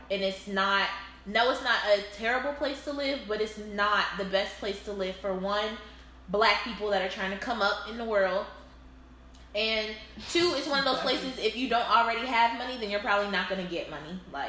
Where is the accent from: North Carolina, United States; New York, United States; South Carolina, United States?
South Carolina, United States; Charleston; Like, I'm from Charleston, South Carolina. Shout out to the 843.